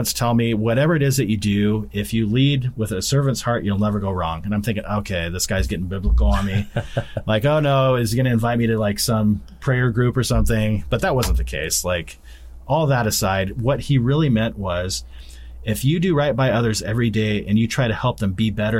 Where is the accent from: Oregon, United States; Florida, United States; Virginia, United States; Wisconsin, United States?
Oregon, United States; Albany; I was born in Albany, Oregon